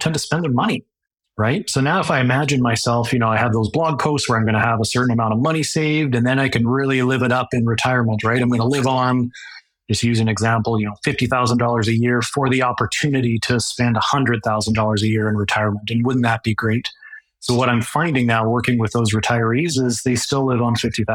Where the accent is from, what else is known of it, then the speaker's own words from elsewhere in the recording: Calgary, Alberta, Canada; now in Lethbridge, Canada; I grew up in Calgary